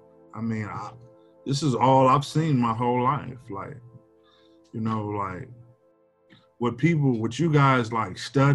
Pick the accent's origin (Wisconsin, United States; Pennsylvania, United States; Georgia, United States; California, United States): Wisconsin, United States; Milwaukee; now in Madison, United States; I'm from Milwaukee, but I live in Madison